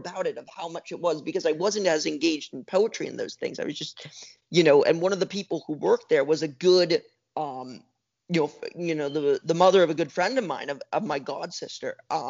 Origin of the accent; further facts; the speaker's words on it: Los Angeles, California, United States; because I grew up in the Pacific Palisades in Los Angeles, California, for the Palisades.